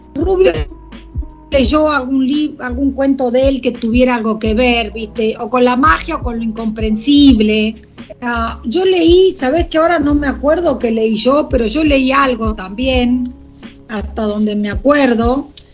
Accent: Argentina; de argentinos de a pie, como pueden ser vos, yo

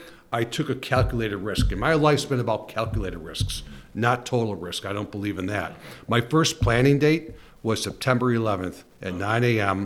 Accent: Kenmore, New York, United States; I grew up in Kenmore, New York, and went to St. Joe's High School, Go St. Joe's, then went to college at Bryan Stratton and then Duval University.

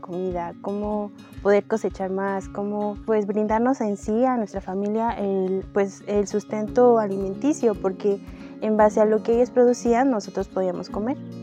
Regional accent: Miahuatlán de Porfirio Díaz, Oaxaca, Mexico; vengo de Miahuatlán de Porfirio Díaz

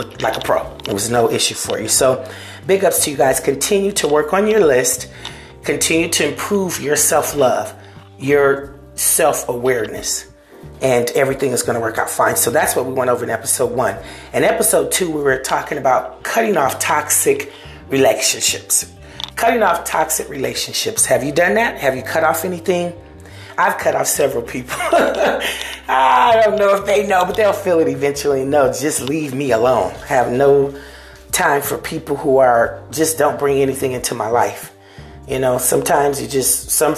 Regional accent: Seminole, United States; These are people that I grew up with that are from my hometown of Seminola

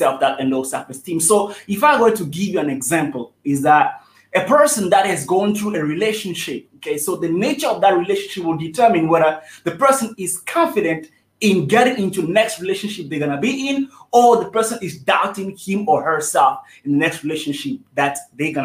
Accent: Togo; moved away as an adult; also born or lived in South Africa; I'm originally from Togo, West Africa. That's where I was born till the age of 18, until I decided to leave my country

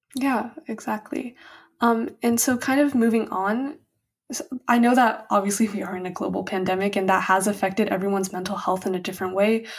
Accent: United States; as an Asian American

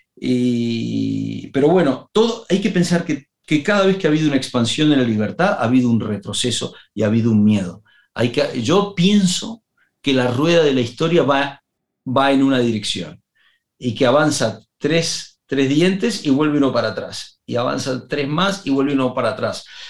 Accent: Uruguay; moved away; Me había ido de Uruguay y tenía nostalgia de mi tierra

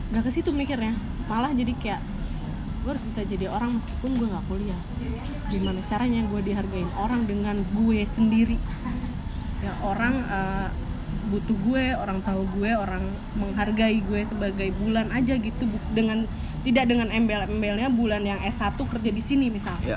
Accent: Sumedang, West Java, Indonesia; also born or lived in Bandung; gue orang Sunda

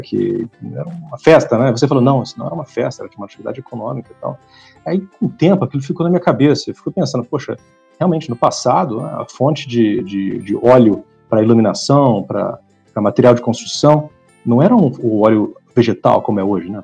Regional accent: Ribeirão Preto, São Paulo, Brazil; also born or lived in Franca / Colina / Germany / Brussels, Belgium; eu, eu, sou de Ribeirão Preto, nasci em Ribeirão Preto, morei em algumas outras cidades aqui no estado de São Paulo, morei em Franca, morei em Colina, perto de Barretos, mas Ribeirão sempre foi meu centro de gravidade

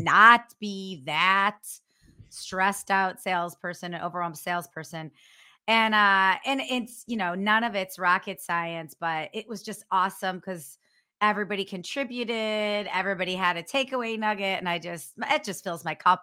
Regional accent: North Royalton, Ohio, United States; moved away as an adult; also born or lived in Cleveland; now in San Diego, United States; I grew up on the west side. I grew up in North Royalton

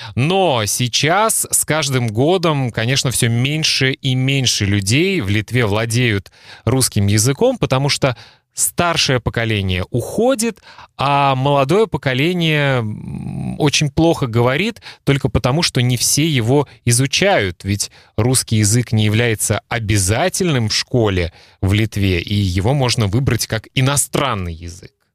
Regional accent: Russia; moved away as an adult; now in Klaipėda, Lithuania; я родился в России, и э, когда мне было 23 года, я закончил университет

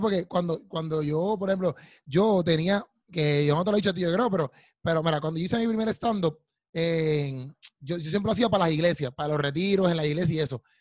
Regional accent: Puerto Rico; yo soy puertorriqueño

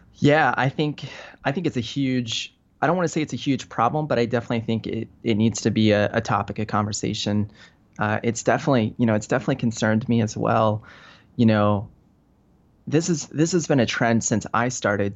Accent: Denver, Colorado, United States; moved away as an adult; now in Venice, California, United States; I, uh, grew up in Denver. So I grew up in Colorado.

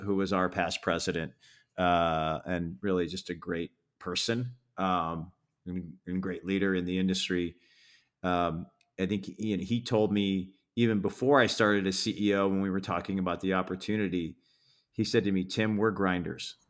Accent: Detroit, Michigan, United States; moved away; I grew up in Detroit

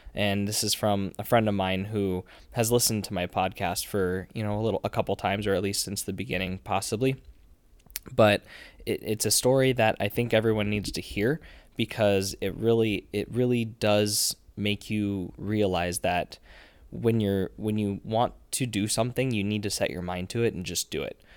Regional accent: Nebraska, United States; I'm, I am from Nebraska. We are in Nebraska right now.

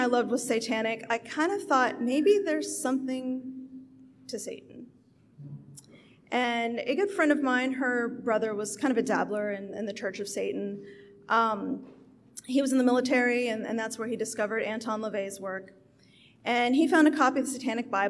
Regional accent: Appalachia, West Virginia, United States; now in Houston, United States; I was raised Pentecostal in Appalachia.

